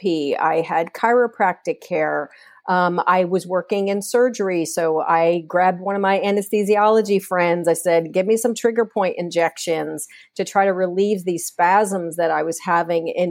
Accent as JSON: {"language": "English", "town": "Port Chester", "region": "New York", "country": "United States", "tie": "born or raised there", "said": "born and raised in Portchester, New York"}